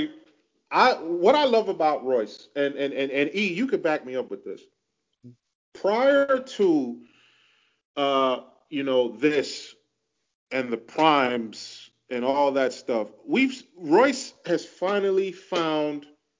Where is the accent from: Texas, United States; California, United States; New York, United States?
New York, United States; New York City; Growing up in Queens and coming from Queens